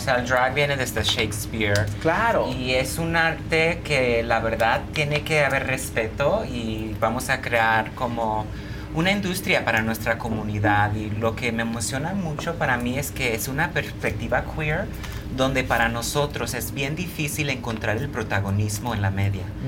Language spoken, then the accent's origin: Spanish; Los Angeles, California, United States; Yo vivo y nací en Los Ángeles. Pero soy de padres mexicanos.